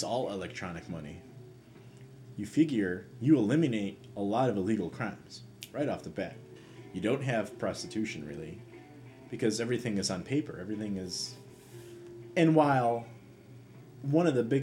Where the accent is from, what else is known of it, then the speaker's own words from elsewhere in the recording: United States; as an American